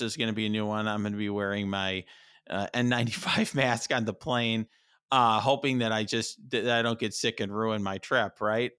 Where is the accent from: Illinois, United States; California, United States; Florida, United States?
Illinois, United States; Chicago; speaking as a Chicagoan